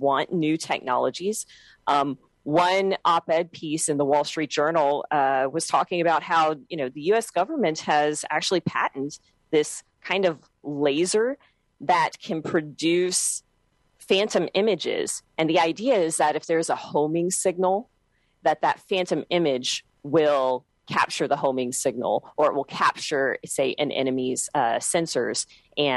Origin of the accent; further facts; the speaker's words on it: Texas, United States; I'm from Texas